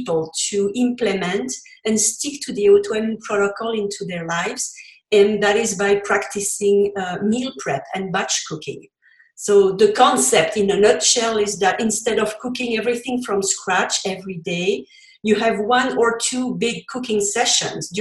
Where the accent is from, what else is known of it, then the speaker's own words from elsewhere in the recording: Belgium; first language French; English is a second language; now in Colorado, United States; you heard from my accent. English is not my first language. I come from Belgium and I speak French originally.